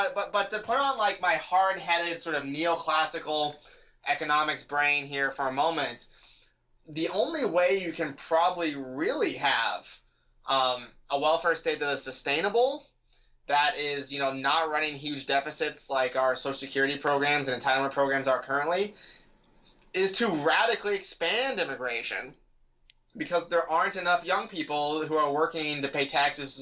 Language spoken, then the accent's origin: English; California, United States; moved away as an adult; now in Virginia, United States; I grew up in California. I went to public school in California.